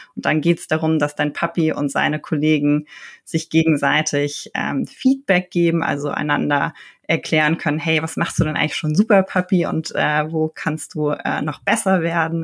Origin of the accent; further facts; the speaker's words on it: Berlin, Germany; Ich bin in Berlin geboren und aufgewachsen